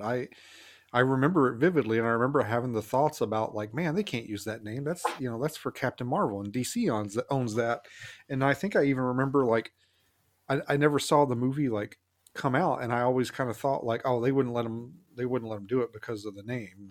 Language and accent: English; the South, United States; I grew up in the South